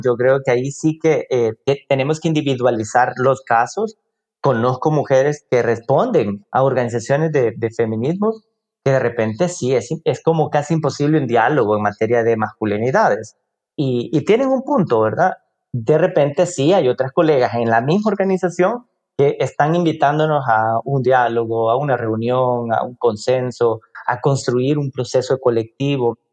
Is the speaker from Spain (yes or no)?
no; El Salvador; vivo en El Salvador, soy del Salvador